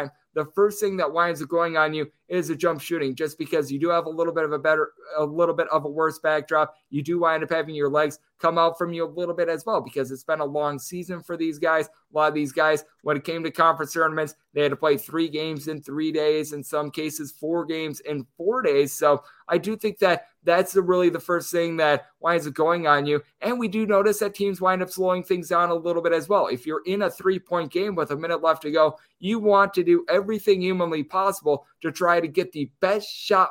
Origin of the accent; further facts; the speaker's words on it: Wisconsin, United States; moved away as an adult; now in Las Vegas, United States; my home state of Wisconsin